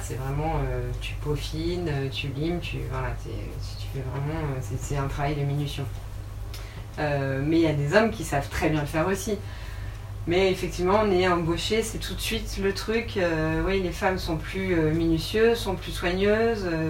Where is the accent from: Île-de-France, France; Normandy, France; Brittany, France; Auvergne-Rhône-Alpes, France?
Normandy, France; Rouen; moved away as an adult; now in Paris, France; je viens de Rouen, je suis rouennaise et j'habite actuellement à Paris depuis 6 ans.